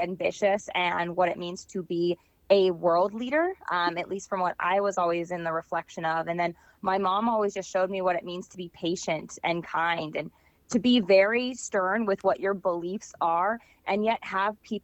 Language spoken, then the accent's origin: English; Valley Center, California, United States; moved away as an adult; also born or lived in La Jolla, California / New York City; now in Minnesota, United States; I was born at Scripps Hospital, which is in La Jolla. Although most of my life I was in it's much bigger now, but it's called Valley Center. So Southern California